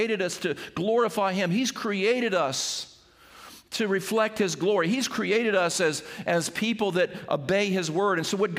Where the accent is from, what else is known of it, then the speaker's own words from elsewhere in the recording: Seaford, United States; When I was a kid growing up, playing baseball in the backyard of where I grew up in Airport Road in Seaford